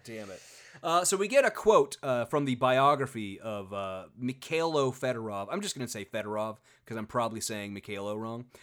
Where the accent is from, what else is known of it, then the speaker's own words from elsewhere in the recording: United States; I'm an American, I'm an American lawyer